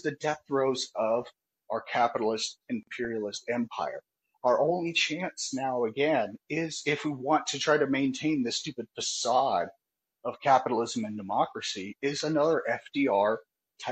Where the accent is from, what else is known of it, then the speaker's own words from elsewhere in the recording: California, United States; I'm from California.